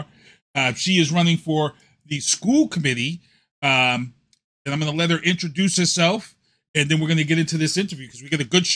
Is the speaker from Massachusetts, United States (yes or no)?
yes; Brockton, Massachusetts, United States; I was a kid from Brockton